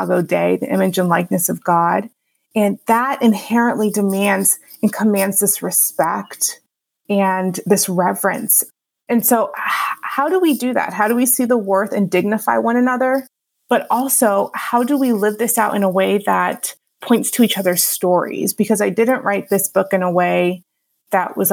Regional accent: Houston, Texas, United States; moved away as an adult; also born or lived in Los Angeles / Chicago; now in Grand Rapids, United States; I actually grew up in Houston, Texas

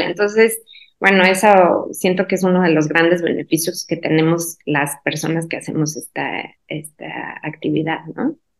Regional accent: Guanajuato, Mexico; soy mexicana, soy de Guanajuato, es un pueblito, bueno, casi ciudad

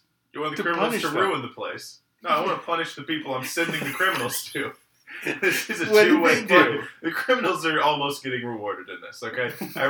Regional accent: Midwest, United States; I'm from the Midwest

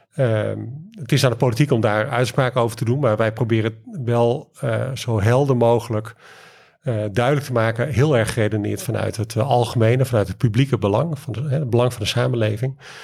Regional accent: Leeuwarden, Friesland, Netherlands; moved away; Ik kom uh, van oorsprong uit, eh, uit Leeuwarden

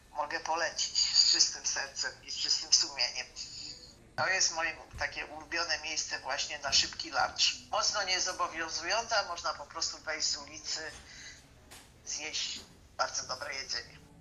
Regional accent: Warsaw, Masovian Voivodeship, Poland; jestem warszawianką od urodzenia

